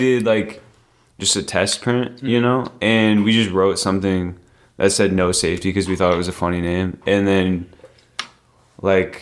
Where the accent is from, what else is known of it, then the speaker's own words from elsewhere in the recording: Cedar Rapids, Iowa, United States; also born or lived in Ames, Iowa; I'm from Cedar Rapids, Iowa. Yeah. Grew up there, skating